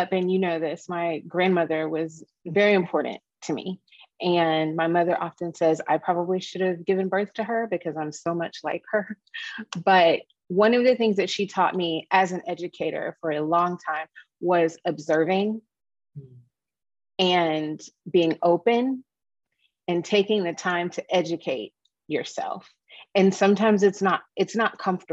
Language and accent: English; Dallas, Texas, United States; moved away as an adult; also born or lived in Midwest; I'm a Texas girl. I was born and raised in Dallas.